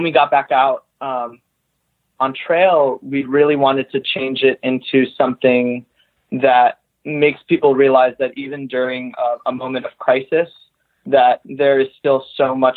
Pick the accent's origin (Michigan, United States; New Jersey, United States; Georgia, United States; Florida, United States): New Jersey, United States; we're both from North Jersey